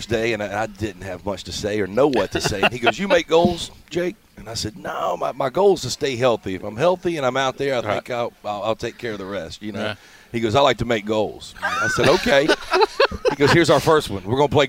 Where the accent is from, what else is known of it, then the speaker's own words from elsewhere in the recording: Mobile, Alabama, United States; moved away as an adult; also born or lived in California; now that I'm retired, I got five boys, and we're back in Mobile.